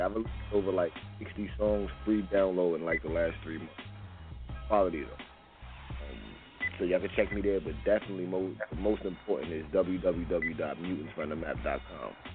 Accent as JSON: {"language": "English", "town": "New York City", "region": "New York", "country": "United States", "also_born_or_lived": "Las Vegas", "moved": "yes", "lives_now": "Virginia, United States", "said": "I'm from Brooklyn"}